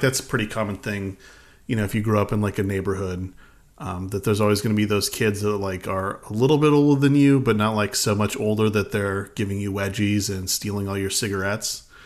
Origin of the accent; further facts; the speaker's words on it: Alaska, United States; we grew up in Alaska